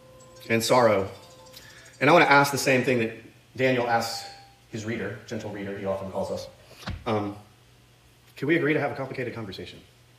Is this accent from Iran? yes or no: yes; Iran; born there; I was born in Iran, happy face, to a family so wealthy that my grandpa's grandpa was called a king in the history books.